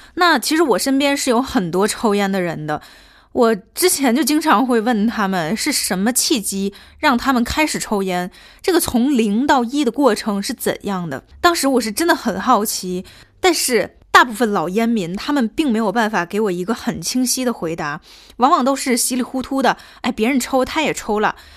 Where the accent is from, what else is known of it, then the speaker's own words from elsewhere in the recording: Tianjin, China; 作为一个天津人